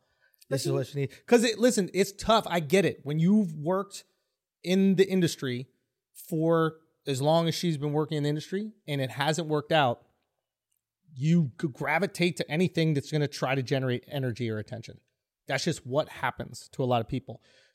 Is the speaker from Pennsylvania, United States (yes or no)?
yes; Philadelphia, Pennsylvania, United States; You ever been a black woman growing up in Philly in the 90s? Let me tell you about it.